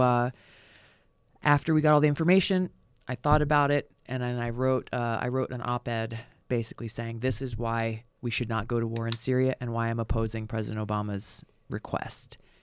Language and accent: English; Hawaii, United States; moved away; growing up in Hawaii